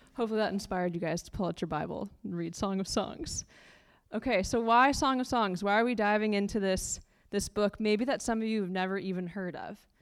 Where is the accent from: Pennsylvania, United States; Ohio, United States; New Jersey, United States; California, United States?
California, United States; moved away as an adult; now in London, United Kingdom; We're originally from California, which is the best state, I'll have to say. Uh, we moved to London about a year ago